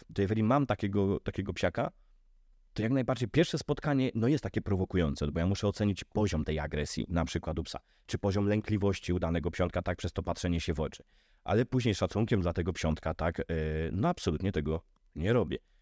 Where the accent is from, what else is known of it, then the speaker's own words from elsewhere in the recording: Podhale, Lesser Poland, Poland; u nas na Podhalu